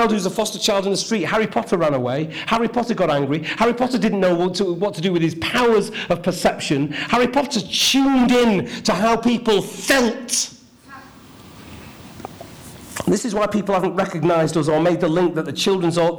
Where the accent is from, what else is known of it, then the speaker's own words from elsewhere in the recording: Ashton-in-Makerfield, North West England, United Kingdom; I grew up in Ashton in Makerfield, the only black in the village, and I loved every minute of it